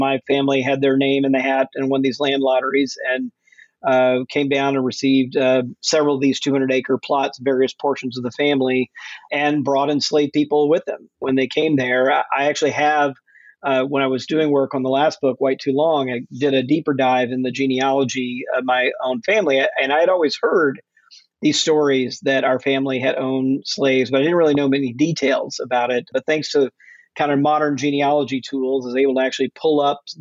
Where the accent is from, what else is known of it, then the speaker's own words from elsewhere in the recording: Jackson, Mississippi, United States; moved away as an adult; also born or lived in Fort Worth, Texas / Atlanta, Georgia / Macon, Georgia; I grew up mostly in Jackson, Mississippi